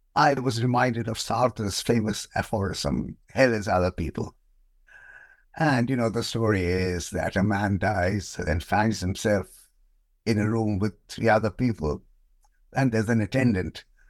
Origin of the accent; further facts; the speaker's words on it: India; moved away as an adult; now in United Kingdom; I was born in India, and, um, I came to Britain many years ago as a P H D student, um, and I just stayed on.